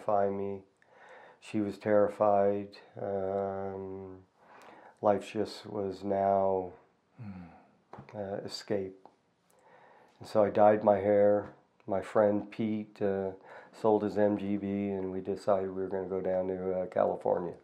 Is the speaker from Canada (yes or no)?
yes; Toronto, Ontario, Canada; now in Calgary, Canada; I was born in Toronto in 1965.